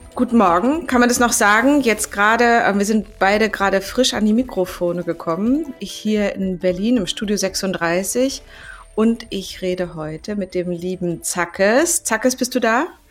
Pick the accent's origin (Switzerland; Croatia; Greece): Greece; Für mich als Griechin